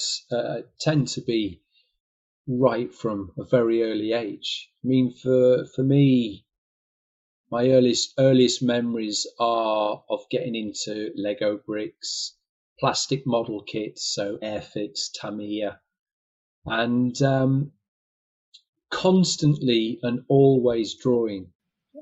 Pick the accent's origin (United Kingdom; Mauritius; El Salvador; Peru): United Kingdom; Harrogate, Yorkshire and the Humber; moved away as an adult; now in London, United Kingdom; I was brought up in Harrogate